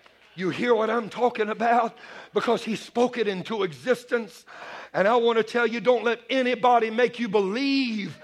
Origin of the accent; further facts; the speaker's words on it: Bayou country, Louisiana, United States; I'm a Cajun man. I was raised in Bayou country.